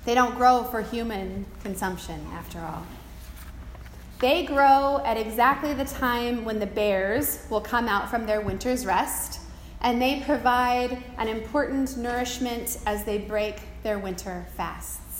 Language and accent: English; Pacific Northwest, United States; Growing up in the Pacific Northwest, I remember as a child seeing the shock of the beautiful yellow flowers in the center of the skunk cabbage on the property lining the Chehalis River where we grew up